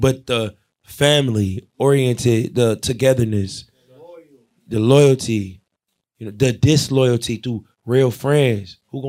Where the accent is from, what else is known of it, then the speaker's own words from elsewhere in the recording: Ohio, United States; I'm from Ohio.